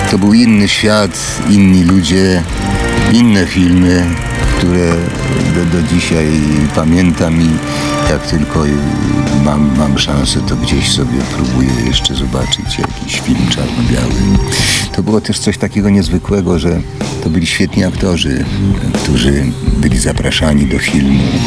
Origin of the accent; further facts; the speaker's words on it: Warsaw, Masovian Voivodeship, Poland; also born or lived in Łódź; mieszkaliśmy w Warszawie po, po, po, po krótkim pobycie w Łodzi